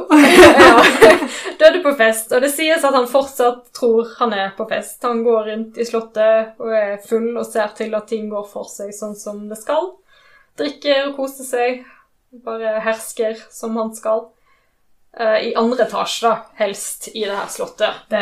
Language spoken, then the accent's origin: Norwegian; Rosendal, Vestland, Norway; accent: Western Norwegian dialect; Jeg har ve veldig utvanna vestlandsdialekt, men jeg er egentlig fra Rosendal. Uh, I Kvinnherad.